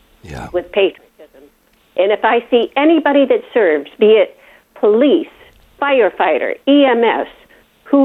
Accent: Chicago, Illinois, United States; now in Tennessee, United States; growing up in Chicago, I mean, we had Jewish, Italian, Polish, Lithuanian, Greek, Hungarian

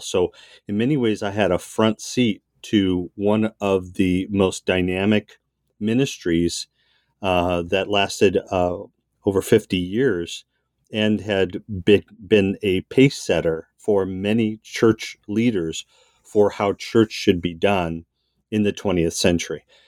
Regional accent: Southern California, United States; also born or lived in Massachusetts; from Massachusetts, soon moved to Southern California. So I grew up in a suburban white enclave

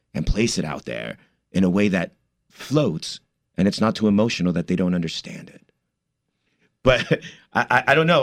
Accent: Commerce, California, United States; moved away as an adult; also born or lived in East Los Angeles / New York; my parents moved to the city of Commerce, which is right outside East L A. And, uh, I grew up there

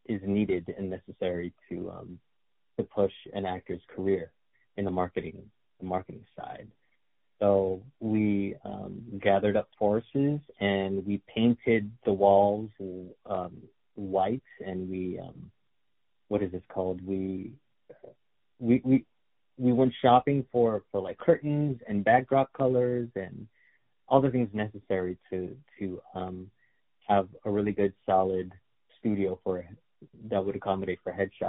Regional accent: Los Angeles, California, United States; I am Filipino-American, born here in California

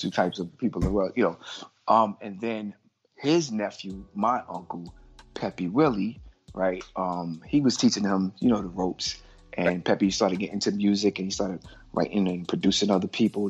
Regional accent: New York City, New York, United States; I'm from Brooklyn

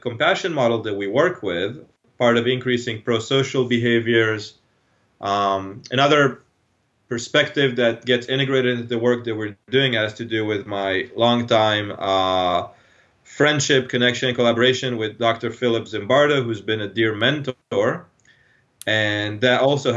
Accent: Israel; moved away; I'm from Israel originally. So I grew up in Israel.

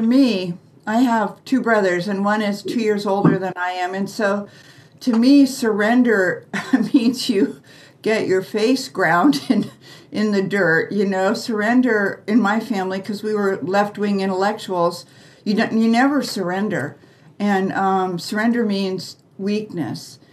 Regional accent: United States; we were raised in the American way

